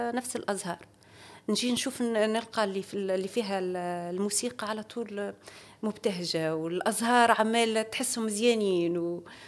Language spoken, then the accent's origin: Arabic; Tunisia; عندنا في تونس